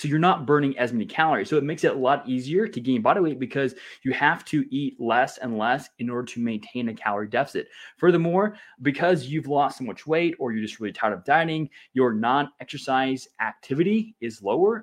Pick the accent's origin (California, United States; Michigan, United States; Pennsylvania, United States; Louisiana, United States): Louisiana, United States; I grew up in Louisiana